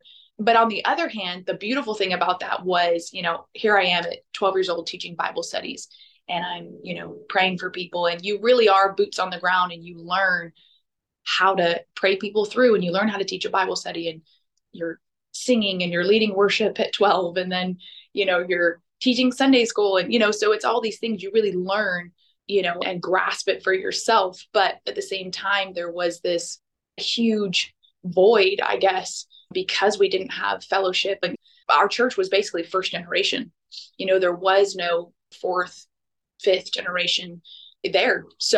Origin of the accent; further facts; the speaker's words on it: Liverpool, North West England, United Kingdom; accent: Liverpool; But I grew up in Liverpool, and that is definitely a undesirable accent.